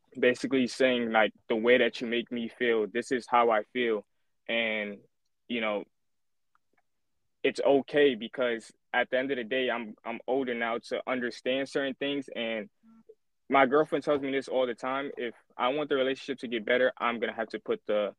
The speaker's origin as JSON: {"language": "English", "town": "New York City", "region": "New York", "country": "United States", "tie": "born or raised there", "also_born_or_lived": "Staten Island, New York", "said": "Shout out to Flatbush. Yeah, man. That's where I grew up there my whole life. That's all I know. I now live in Staten Island."}